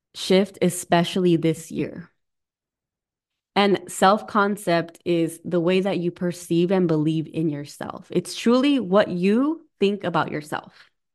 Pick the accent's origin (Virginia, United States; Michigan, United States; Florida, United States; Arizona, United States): Arizona, United States; moved away as an adult; also born or lived in Southern California / California; now in Midwest, United States; I'm originally from Arizona, was born in California.